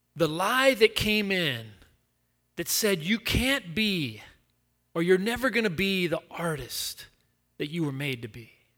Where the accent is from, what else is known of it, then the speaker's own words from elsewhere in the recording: Chattanooga, Tennessee, United States; now in West Palm Beach, United States; I'm from Chattanooga